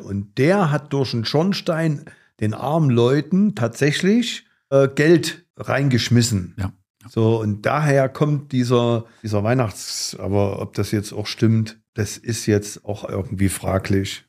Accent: Gera, Thuringia, Germany; hier bei uns in Gera

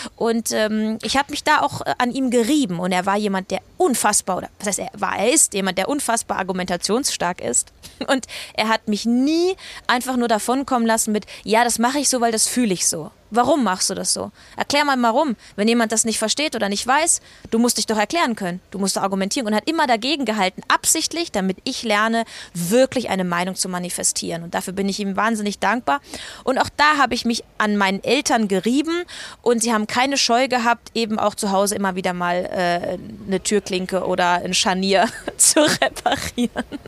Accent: Eying, Bavaria, Germany; also born or lived in Munich; Ich bin ja in Eying groß geworden, in München in die Schule gegangen

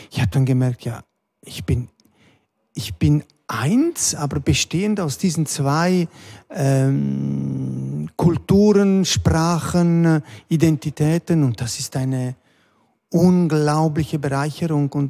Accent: Stans, Nidwalden, Switzerland; born there; Ich bin dann auch in der Schweiz geboren, 1964 zuerst äh, in der Innerschweiz in Stanz und dann sind wir äh, in der Schweiz noch herumgekommen.

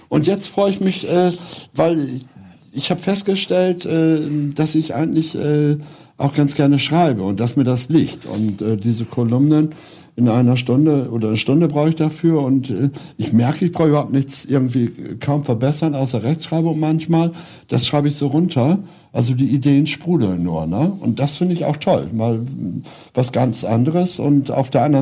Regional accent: Lower Saxony, Germany; ist meine Heimat, Ostfriesland, ne?

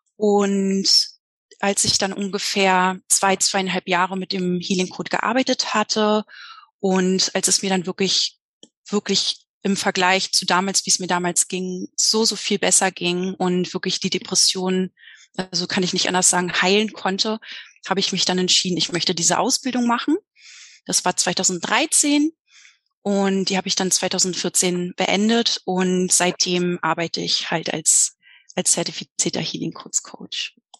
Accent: Berlin, Germany; Ich komme aus Berlin, bin jedoch gerade in Mexiko.

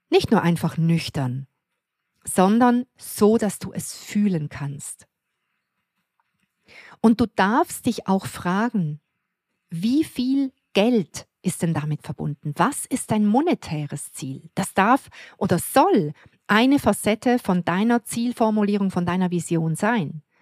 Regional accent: Switzerland; wo ich einfach nur glücklich bin bei uns in der Schweiz

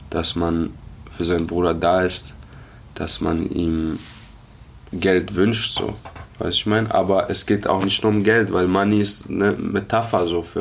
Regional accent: Karlsruhe, Baden-Württemberg, Germany; Genau. Ja, ich komme aus Karlsruhe.

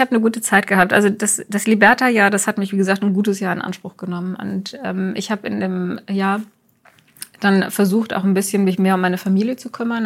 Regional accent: Wuppertal, North Rhine-Westphalia, Germany; ich bin in Wuppertal geboren und das kam mir immer sehr klein vor

